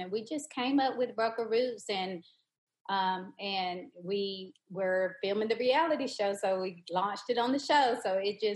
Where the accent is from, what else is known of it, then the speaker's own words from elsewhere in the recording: Lancaster, South Carolina, United States; both of my grandparents were educators in my hometown of Lancaster, South Carolina.